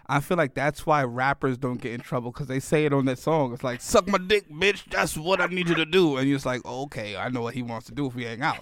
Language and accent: English; New York City, New York, United States; moved away; also born or lived in Miami; I grew up in the Bronx